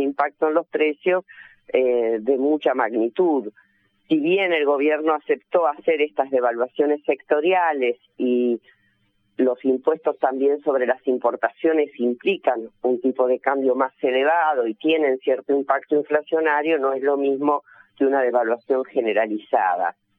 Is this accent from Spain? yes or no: no; Argentina